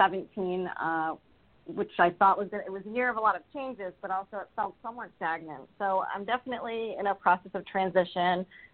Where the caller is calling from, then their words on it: Rhode Island, United States; I'm calling from Rhode Island.